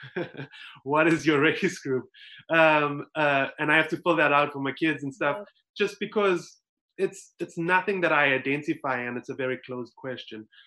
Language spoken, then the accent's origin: English; South Africa; moved away as an adult; now in United States; growing up in South Africa, so I grew up in a, um, a community that was well, it was completely colored.